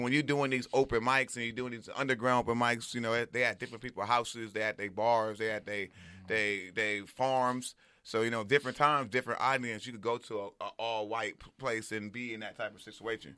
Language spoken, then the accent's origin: English; Compton, California, United States; also born or lived in Inglewood, California / Los Angeles; I'm from Compton, but I'm like I'm from Compton, Inglewood. Why? I'm from all over